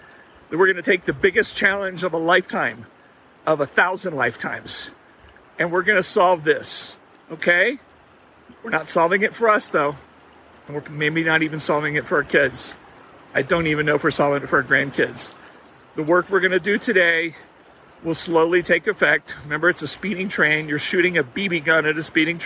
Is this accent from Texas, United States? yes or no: yes; Texas, United States; I grew up in Texas